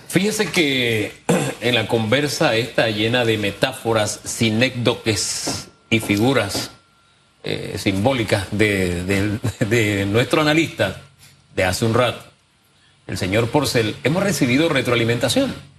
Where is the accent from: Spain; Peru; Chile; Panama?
Panama; como panameños